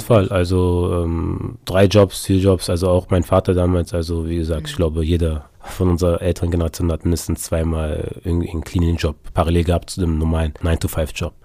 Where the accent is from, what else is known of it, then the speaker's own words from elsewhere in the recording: Berlin, Germany; also born or lived in Munich / England; Ich bin in Berlin geboren und aufgewachsen, habe aber ghanaische Eltern